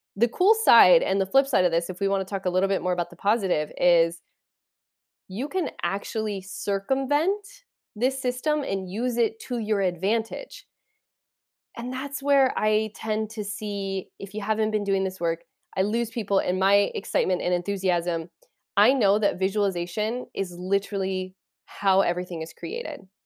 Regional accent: Kansas, United States; I'm from Kansas.

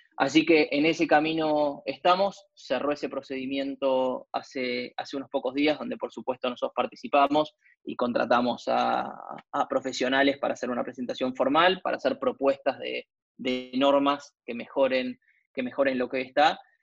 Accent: Argentina; como argentinos en general

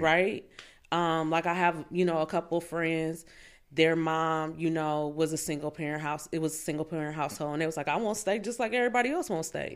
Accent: Fort Wayne, Indiana, United States; also born or lived in Tennessee; now in Indianapolis, United States; I'm from Fort Wayne, Indiana.

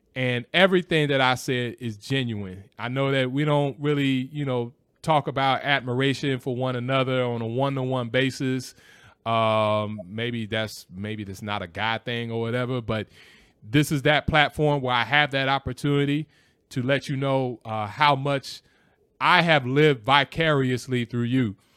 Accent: Los Angeles, California, United States; now in Chicago, United States; L A is my hometown

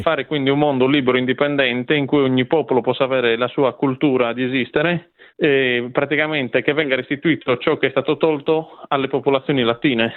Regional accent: Province of Nuoro, Sardinia, Italy; io sono nato, cresciuto e anche il mio sangue è sardo

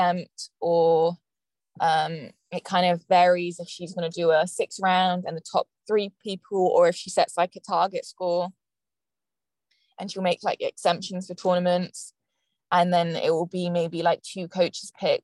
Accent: England, United Kingdom; now in Florida, United States; I came all the way from England to study more English

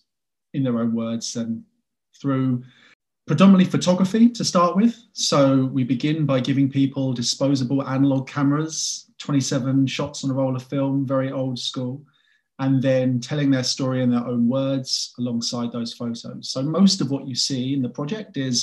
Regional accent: England, United Kingdom; I'm an English guy

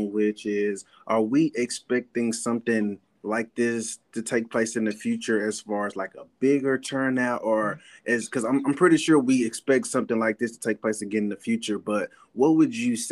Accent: Columbus, Mississippi, United States; I'm from Columbus down the road, so I know Caledonia.

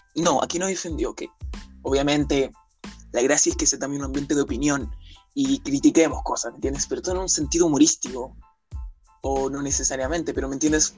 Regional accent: Chile; yo soy de Chile

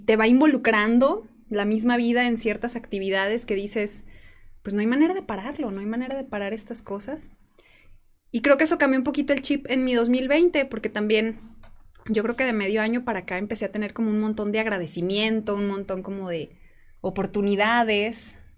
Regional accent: San Juan de los Lagos, Jalisco, Mexico; moved away as an adult; also born or lived in Puerto Vallarta; Yo planeaba regresar a San Juan de los Lagos

